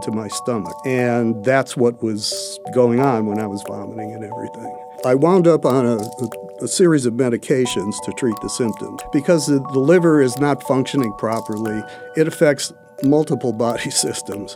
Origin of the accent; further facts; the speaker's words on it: Cleveland, Ohio, United States; moved away; I came from Cleveland